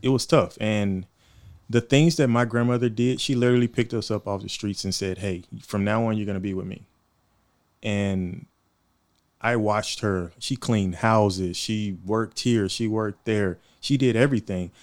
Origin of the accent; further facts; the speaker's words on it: Houston, Texas, United States; also born or lived in Monroe, Louisiana; now in Oceanside, United States; I'm from Houston, originally from Houston, Texas. I was born there.